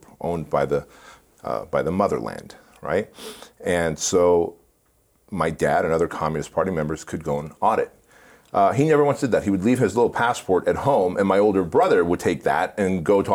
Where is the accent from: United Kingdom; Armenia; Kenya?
Armenia; now in United States; we come from the Soviet Union, specifically Armenia